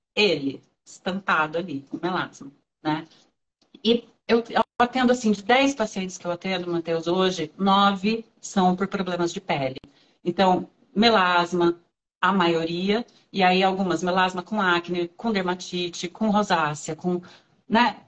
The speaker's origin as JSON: {"language": "Portuguese", "town": "Ourinhos", "region": "São Paulo", "country": "Brazil", "also_born_or_lived": "Marília", "said": "eu sou de Ourinhos"}